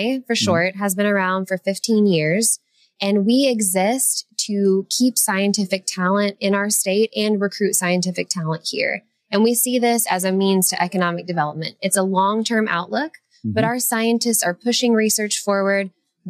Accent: Oklahoma, United States; also born or lived in Atlanta; now in Little Rock, United States; Well, yes, originally.

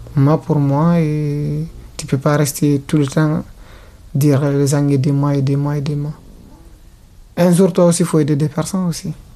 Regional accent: Guinea; moved away as an adult; also born or lived in Italy; now in Lyon, France; Je viens de la Guinée

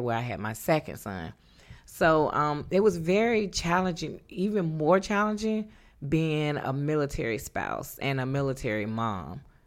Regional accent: North Carolina, United States; moved away as an adult; born and raised in North Carolina

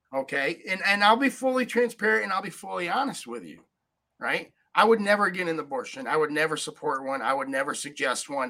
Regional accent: upstate New York, United States; i grew up in upstate new york 5001 people in my hometown

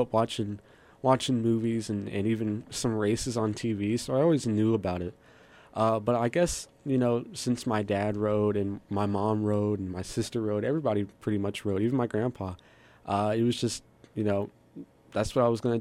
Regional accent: Stokesdale, North Carolina, United States; I'm from Stokesdale, North Carolina

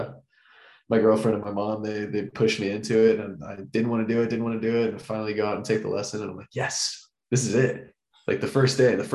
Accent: Florida, United States; growing up in Florida

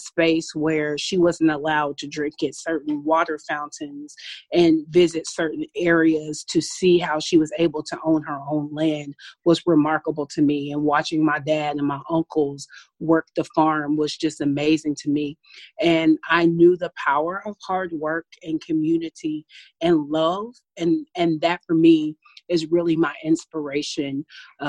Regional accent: Paducah, Kentucky, United States; now in Milwaukee, United States; I'm originally from Paducah, Kentucky. I'm really proud of where I'm from. I grew up on a tobacco farm

